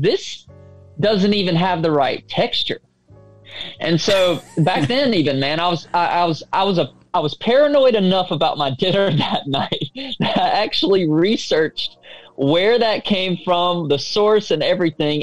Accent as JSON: {"language": "English", "area": "the South", "region": "Deep South", "country": "United States", "said": "I'm from the South, deep South"}